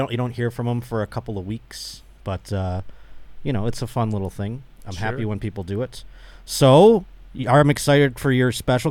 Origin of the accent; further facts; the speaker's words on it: Buffalo, New York, United States; now in Southern California, United States; Buffalo, New York, my hometown.